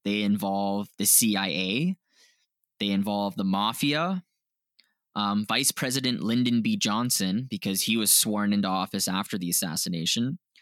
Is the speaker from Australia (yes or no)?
no; Canada; we're from Canada